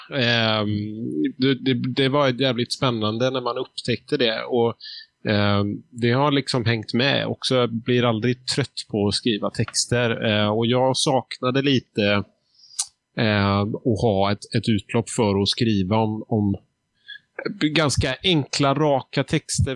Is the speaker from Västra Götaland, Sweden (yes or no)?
yes; Gothenburg, Västra Götaland, Sweden; jag är nästan uppvuxen i Göteborgs eh, bakgårdar